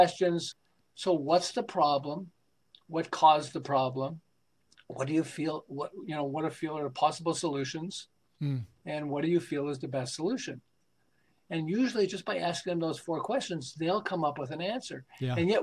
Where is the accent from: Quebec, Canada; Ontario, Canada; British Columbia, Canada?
Quebec, Canada; Montreal; moved away as an adult; now in California, United States; I'm originally from Montreal